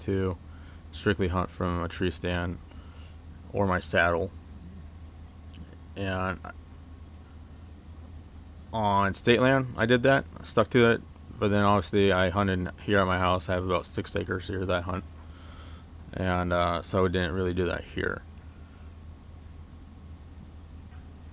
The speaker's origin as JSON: {"language": "English", "region": "Oregon", "country": "United States", "tie": "born or raised there", "said": "I grew up in Oregon, started hunting when I was 12"}